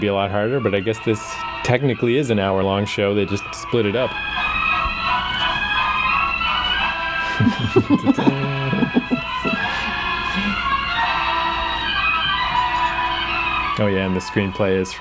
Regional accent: Canada; In case people can't tell from our charming accents, we're Canadian.

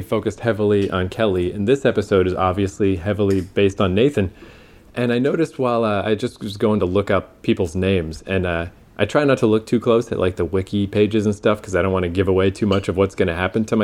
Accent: Canada

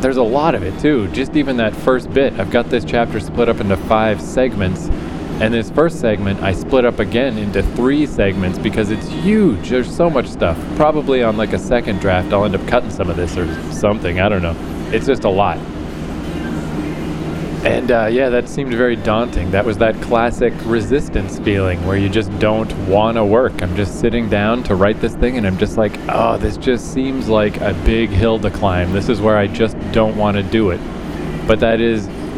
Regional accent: Fredericton, New Brunswick, Canada; moved away; also born or lived in New York City; my hometown in Fredericton, New Brunswick, very tiny city

